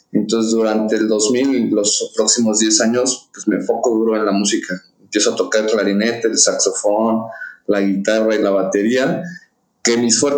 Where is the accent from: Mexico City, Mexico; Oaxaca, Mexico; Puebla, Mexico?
Mexico City, Mexico; Yo soy, yo nací aquí en la Ciudad de México, nacido en la Roma, en la Clínica Durango, yes, criado en Coyoacán